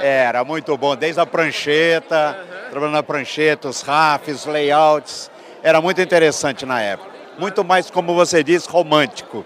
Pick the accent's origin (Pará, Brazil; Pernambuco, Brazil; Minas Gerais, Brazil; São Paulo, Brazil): São Paulo, Brazil; Ribeirão Preto; now in São Paulo, Brazil; Eu sou do de Ribeirão Preto, ah, tá. mas moro aqui em São Paulo amanhã desde tempo.